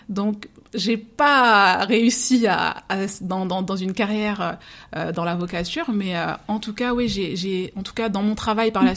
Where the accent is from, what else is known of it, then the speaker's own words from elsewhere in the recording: Seine-Saint-Denis, Île-de-France, France; je suis d'origine euh, martiniquaise, donc mes parents sont martiniquais, et j'ai grandi en Seine-Saint-Denis